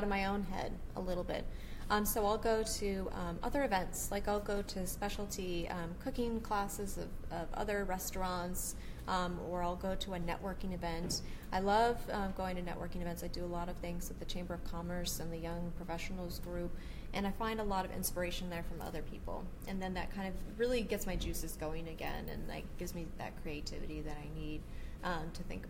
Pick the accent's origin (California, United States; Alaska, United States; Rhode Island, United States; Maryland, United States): Alaska, United States; I was born and raised in Alaska. Oh, I've lived my whole life here.